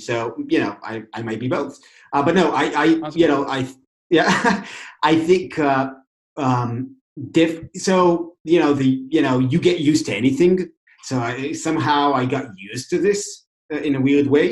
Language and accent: English; Tel Aviv, Tel Aviv District, Israel; now in San Francisco, United States; I grew up in Tel Aviv, humid, hot.